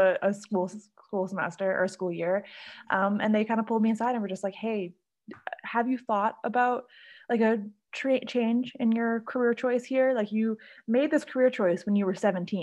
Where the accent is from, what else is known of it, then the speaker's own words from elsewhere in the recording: Honolulu, Hawaii, United States; also born or lived in Canada; I was born in Canada, but I was raised in Hawaii. So I moved to Hawaii as a little kid and have grown up there, done all my schooling there